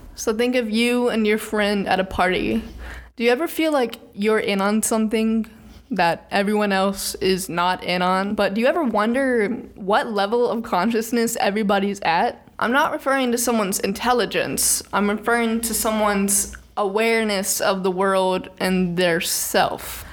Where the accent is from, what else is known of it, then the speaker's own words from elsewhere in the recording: Birmingham, Alabama, United States; I grew up in Birmingham, which is not like the rest of Alabama.